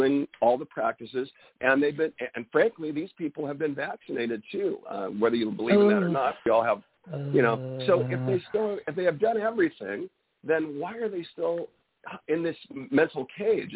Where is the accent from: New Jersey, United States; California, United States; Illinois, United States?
California, United States; I'm from California